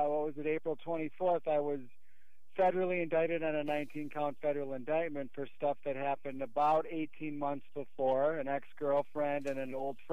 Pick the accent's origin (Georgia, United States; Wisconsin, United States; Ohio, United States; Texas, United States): Wisconsin, United States; Milwaukee; also born or lived in Chicago, Illinois; I was moved back to Milwaukee, which is essentially where I grew up